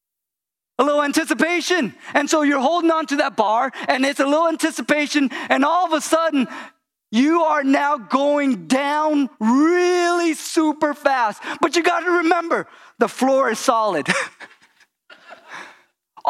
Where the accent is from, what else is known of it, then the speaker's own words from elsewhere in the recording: California, United States; I grew up in California